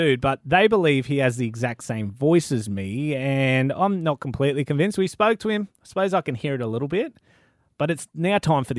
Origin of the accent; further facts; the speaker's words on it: North Queensland, Australia; I'm from North Queensland. Mum's based in Townsville.